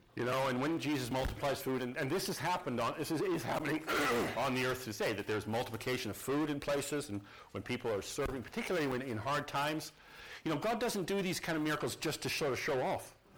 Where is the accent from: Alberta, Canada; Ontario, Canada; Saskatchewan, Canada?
Saskatchewan, Canada; Saskatoon; Saskatoon, where I, my hometown, our home city